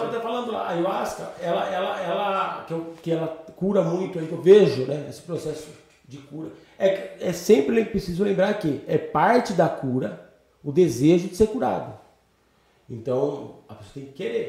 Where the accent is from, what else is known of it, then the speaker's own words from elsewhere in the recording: Itatiba, São Paulo, Brazil; also born or lived in São Bernardo do Campo; eu moro em Itatiba, não nasci em Itatiba, mas moro aqui já há 30 e poucos anos